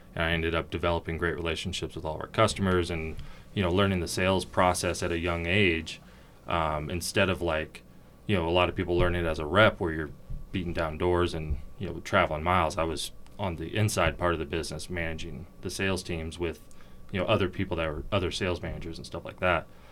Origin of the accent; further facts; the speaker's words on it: Portland, Oregon, United States; moved away as an adult; also born or lived in California; Born in California, but very quickly moved to Oregon. Um, grew up there almost my entire life